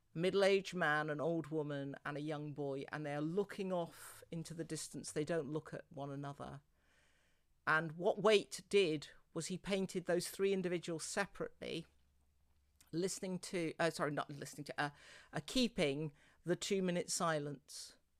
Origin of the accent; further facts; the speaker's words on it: near Worcestershire, West Midlands, United Kingdom; moved away; I grew up near Worcestershire, but intriguingly, I think the little village church where I grew up.